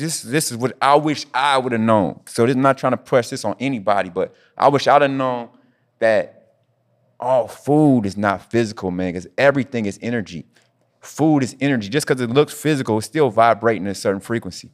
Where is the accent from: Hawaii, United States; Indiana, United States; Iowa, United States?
Indiana, United States; Indianapolis; moved away; my hometown, Indianapolis